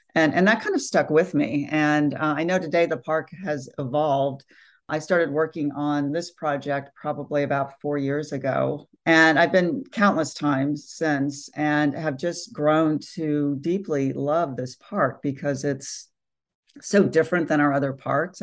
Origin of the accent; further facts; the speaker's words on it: California, United States; I grew up here in California